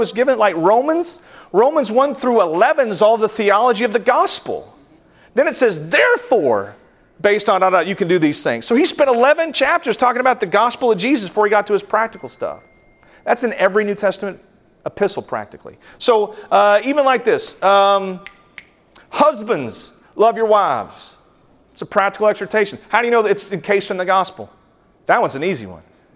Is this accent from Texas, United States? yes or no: yes; West Texas, United States; I grew up in West Texas.